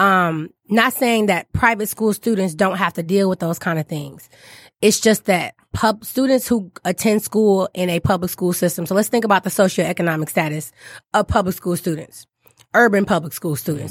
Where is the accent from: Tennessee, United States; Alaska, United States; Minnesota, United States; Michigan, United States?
Michigan, United States; Detroit; I was born and raised, I grew up in Detroit.